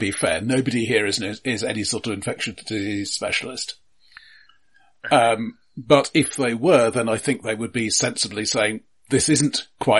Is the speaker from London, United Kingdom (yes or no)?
yes; London, United Kingdom; I grew up in London.